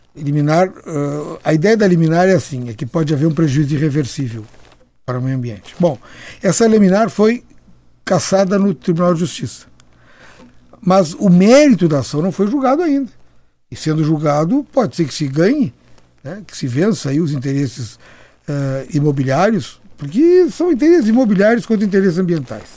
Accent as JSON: {"language": "Portuguese", "town": "Porto Alegre", "region": "Rio Grande do Sul", "country": "Brazil", "tie": "born or raised there", "said": "Eu sou de Porto Alegre"}